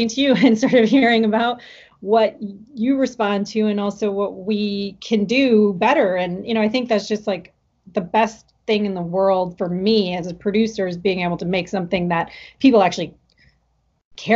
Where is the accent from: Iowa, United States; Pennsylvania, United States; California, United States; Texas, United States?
Iowa, United States; I am half Japanese, and I grew up in Iowa